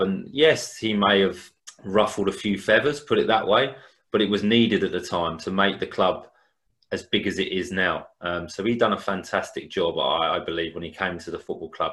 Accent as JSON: {"language": "English", "town": "Hastings", "region": "South East England", "country": "United Kingdom", "said": "I'm from Hastings"}